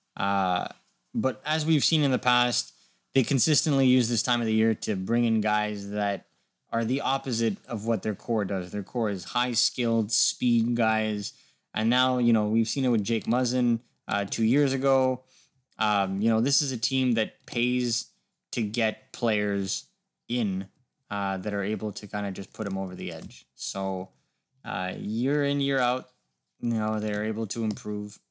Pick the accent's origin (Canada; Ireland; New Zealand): Canada; as a Canadian hockey fan